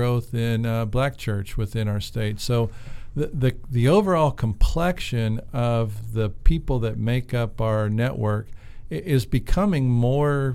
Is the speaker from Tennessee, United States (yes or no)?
yes; West Tennessee, United States; when I was growing up in West Tennessee